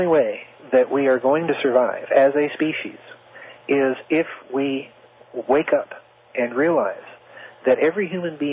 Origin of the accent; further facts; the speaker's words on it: South Dakota, United States; I was raised in South Dakota where there were very few black people